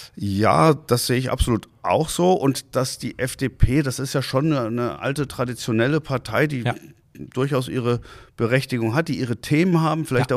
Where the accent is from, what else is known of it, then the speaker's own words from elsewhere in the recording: Hanau, Hesse, Germany; moved away as an adult; also born or lived in Hamburg; now in Husum, Germany; Ich komme ja aus Hessen, aus Hanau